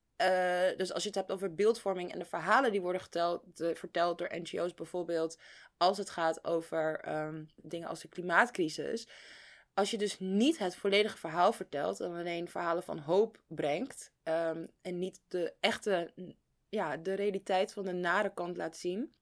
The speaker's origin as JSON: {"language": "Dutch", "country": "Netherlands", "said": "als Nederlander"}